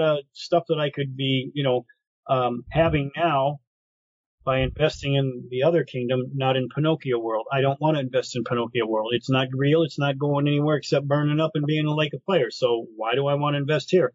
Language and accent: English; Detroit, Michigan, United States; I grew up in Brightmore. I grew up in the wood